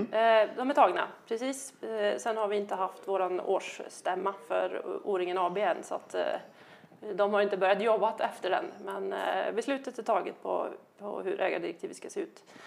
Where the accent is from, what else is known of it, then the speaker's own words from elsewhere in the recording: Värmland, Sweden; där jag kommer ifrån då, eller jag som, som Värmland